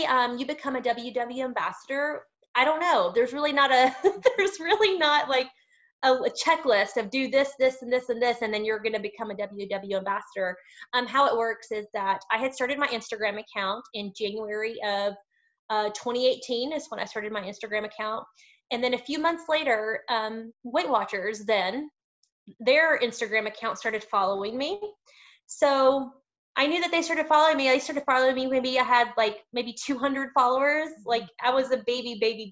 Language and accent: English; Lubbock, Texas, United States; moved away; When I go home to Lubbock, I'm from West Texas. I'm from the Lubbock area.